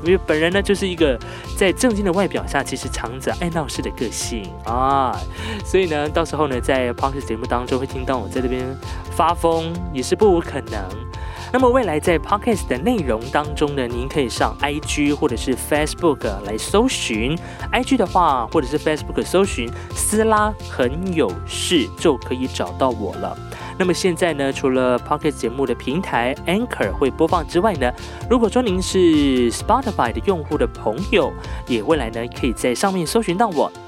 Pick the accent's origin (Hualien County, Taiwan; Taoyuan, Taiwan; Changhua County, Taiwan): Hualien County, Taiwan; 我是来自花莲的阿美族